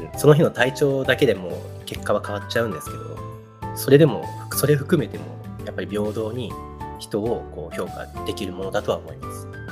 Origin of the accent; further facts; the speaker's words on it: Japan; 自分が育って日本で